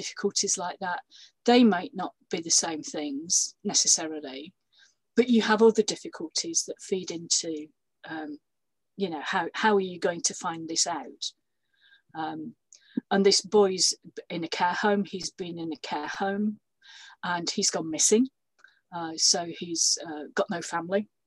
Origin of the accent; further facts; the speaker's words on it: Yorkshire and the Humber, United Kingdom; moved away; I was born and brought up in Yorkshire